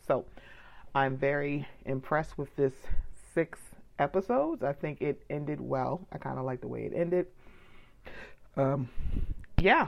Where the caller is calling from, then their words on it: Philadelphia, Pennsylvania, United States; I'm calling from Phil, Phil, Philadelphia